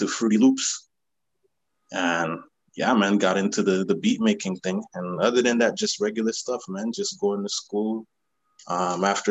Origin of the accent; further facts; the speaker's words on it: Ottawa, Ontario, Canada; I'm from Ottawa, Canada. Capital, the national capital of the country. Yeah, my parents are from Haiti, but I've been here my whole life, basically.